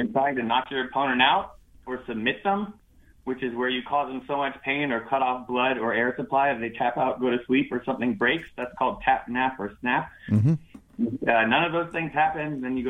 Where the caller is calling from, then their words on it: Los Angeles, California, United States; Los Angeles, bright and early.